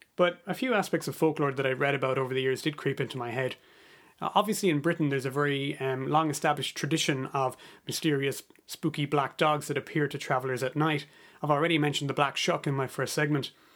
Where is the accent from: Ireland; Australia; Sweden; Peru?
Ireland; moved away as an adult; also born or lived in United States / Canada; I'm Irish, but I've spent a bit of time living in America and Canada